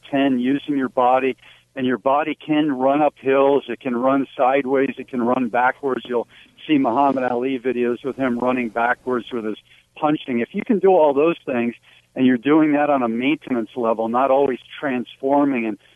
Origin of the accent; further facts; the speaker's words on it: New Jersey, United States; about age six, growing up in New Jersey